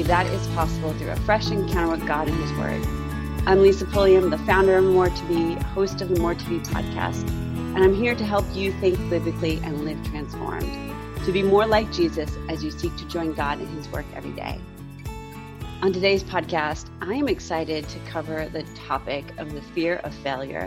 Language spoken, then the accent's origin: English; the Northeast, New York, United States; moved away; I'm from the Northeast originally, New York.